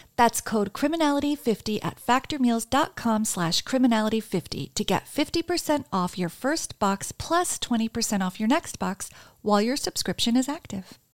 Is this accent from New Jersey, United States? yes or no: yes; New Jersey, United States; now in New York City, United States; I'm from New Jersey